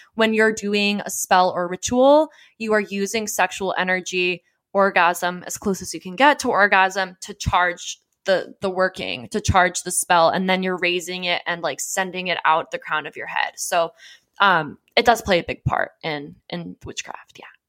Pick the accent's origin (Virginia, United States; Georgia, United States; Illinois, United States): Georgia, United States; Johns Creek; also born or lived in Southern California; I grew up in the Deep South